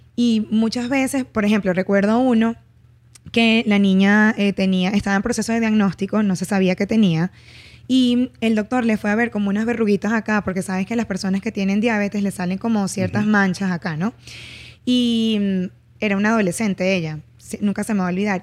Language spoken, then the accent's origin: Spanish; Barquisimeto, Lara, Venezuela; en mi ciudad, yo soy de Barquisimeto, no había psicología en ese entonces.